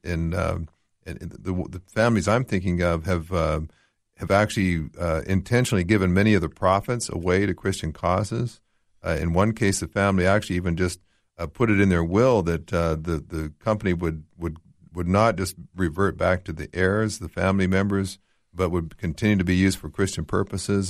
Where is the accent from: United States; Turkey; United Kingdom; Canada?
Canada; moved away; I grew up in Canada, which very, very secular, much like here in Australia